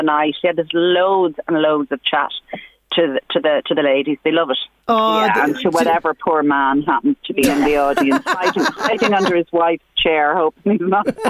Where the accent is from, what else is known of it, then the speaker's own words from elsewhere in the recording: Dundalk, County Louth, Ireland; I'm from Dundalk, Sinead.